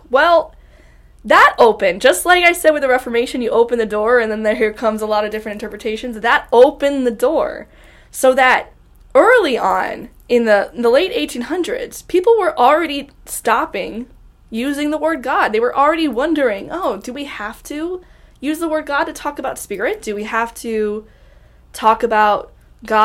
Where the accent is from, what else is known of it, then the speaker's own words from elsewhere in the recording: Ohio, United States; born and raised in Ohio